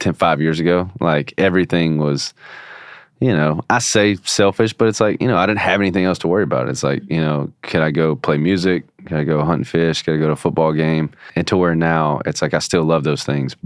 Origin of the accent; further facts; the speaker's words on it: Shreveport, Louisiana, United States; also born or lived in Bossier City, Louisiana; now in Nashville, United States; kind of my hometown. We've always said Shreveport, Bossier. I was born in Shreveport.